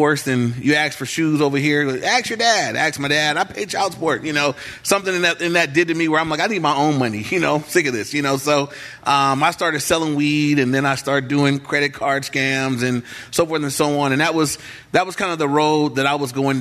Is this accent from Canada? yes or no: no; Englewood, United States; I grew up in the city where I'm in right now. I grew up in Englewood my whole life.